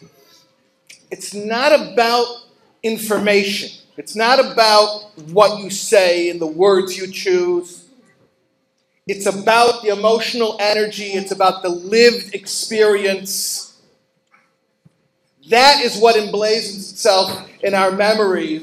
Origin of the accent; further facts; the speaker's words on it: Chicago, Illinois, United States; now in New York, United States; I live in New York and I grew up in Chicago